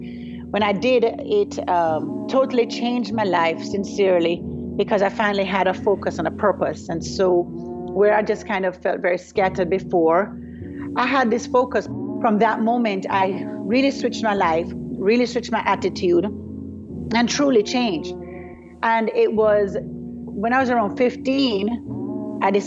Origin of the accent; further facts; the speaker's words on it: Jamaica; I am from Jamaica. I was born and raised in Jamaica.